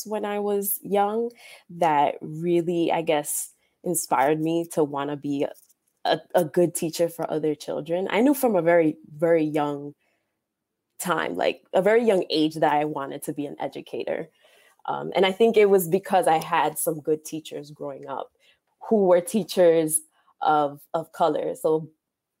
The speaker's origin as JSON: {"language": "English", "town": "New York City", "region": "New York", "country": "United States", "tie": "born or raised there", "said": "I was born here in New York City, Harlem"}